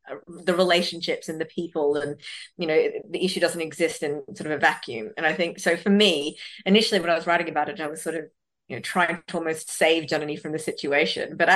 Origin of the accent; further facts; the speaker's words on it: Bangalore, Karnataka, India; born there; which is where I was born in Bangalore, South India.